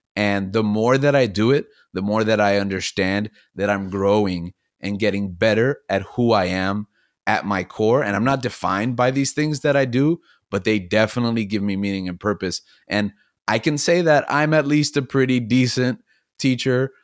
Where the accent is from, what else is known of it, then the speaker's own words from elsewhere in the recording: Miami, Florida, United States; also born or lived in New York City; we moved here where I'm from, Miami, Florida, and I grew up most of that adolescent youth